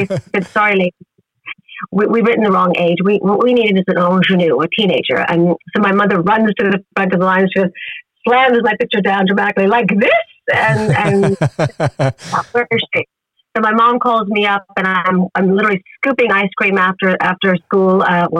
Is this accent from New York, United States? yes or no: yes; New York City, New York, United States; I was born and raised in New York City, and my parents were actors, or they had been former actors more when they were young.